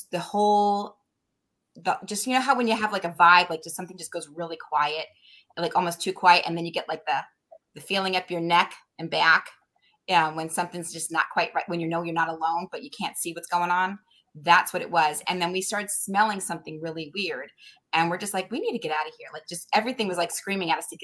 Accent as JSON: {"language": "English", "region": "Connecticut", "country": "United States", "also_born_or_lived": "New Hampshire", "said": "I'm from Connecticut"}